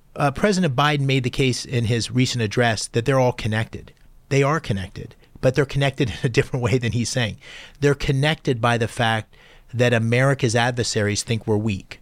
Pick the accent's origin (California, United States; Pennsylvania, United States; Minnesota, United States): Pennsylvania, United States; Bloomsburg; also born or lived in Washington, Pennsylvania; baling hay and, and playing football at Bloomsburg High School